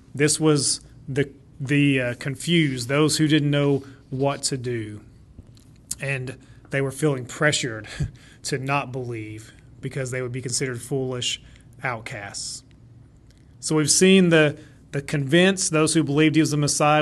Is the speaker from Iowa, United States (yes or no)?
no; Shawnee, Oklahoma, United States; Shawnee was actually my hometown